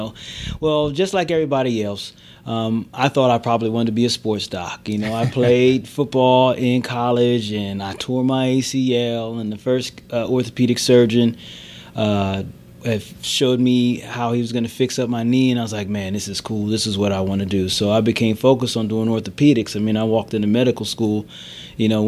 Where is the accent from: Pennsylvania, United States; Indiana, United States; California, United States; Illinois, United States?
Pennsylvania, United States; near Philadelphia; I grew up near Philadelphia.